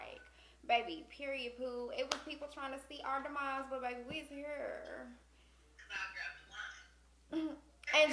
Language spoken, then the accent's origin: English; Austin, Texas, United States; we're from Austin. Both of us are from Austin